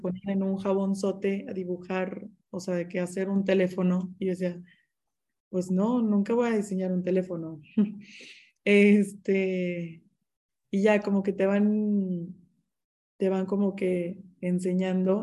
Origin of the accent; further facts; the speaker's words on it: Monterrey, Nuevo León, Mexico; yo soy de Monterrey